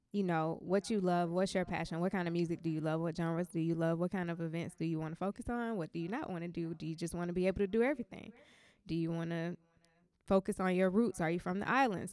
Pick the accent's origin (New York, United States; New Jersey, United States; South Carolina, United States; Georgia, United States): Georgia, United States; Atlanta; I'm from Atlanta